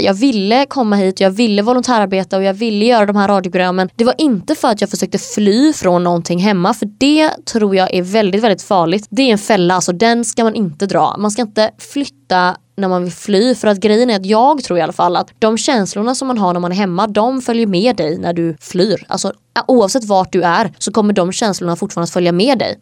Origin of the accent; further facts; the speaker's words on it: Sweden; moved away as an adult; now in Hungary; jag är uppväxt där och Sverige har liksom format vem jag är